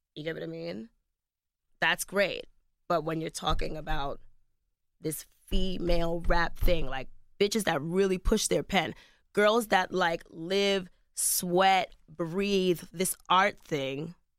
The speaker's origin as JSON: {"language": "English", "country": "United States", "said": "I'm also an American."}